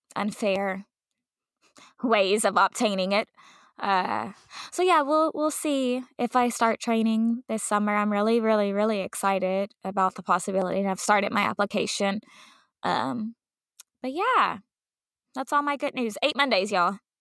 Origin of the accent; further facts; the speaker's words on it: Dallas, Texas, United States; growing up in Dallas